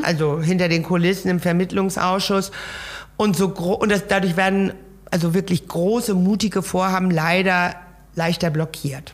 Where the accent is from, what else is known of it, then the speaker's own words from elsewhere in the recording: Laboe, Schleswig-Holstein, Germany; also born or lived in Kiel; ich bin ja an der Ostsee aufgewachsen in Lableu ja. und lebe in der Nähe der Ostsee bis heute